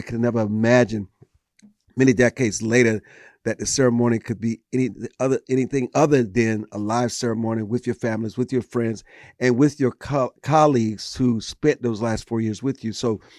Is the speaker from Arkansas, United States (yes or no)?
no; South Carolina, United States; But you know, it was not just a return to my home state of South Carolina.